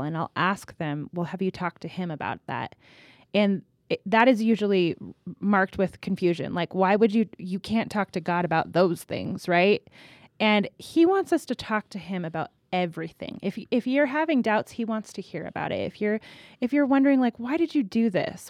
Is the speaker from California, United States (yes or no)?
yes; California, United States; now in Colorado, United States; I'm from California